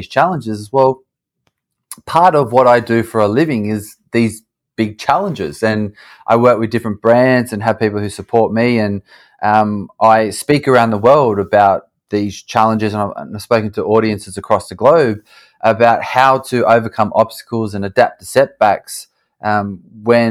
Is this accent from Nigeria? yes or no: no; Australia; moved away as an adult; also born or lived in United States; now in London, United Kingdom; I'm an Aussie. I grew up in Australia.